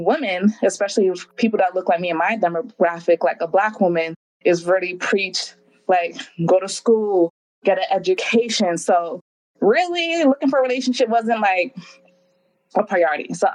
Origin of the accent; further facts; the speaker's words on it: New York City, New York, United States; moved away as an adult; also born or lived in Hawaii; I was born and raised in Brooklyn, New York. My family's from the Caribbean, particularly Jamaica